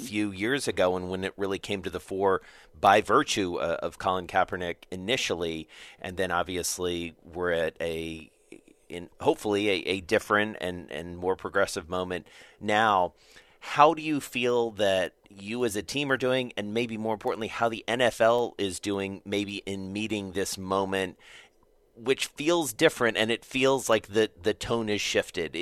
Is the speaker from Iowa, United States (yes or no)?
no; Atlanta, Georgia, United States; I'm from Atlanta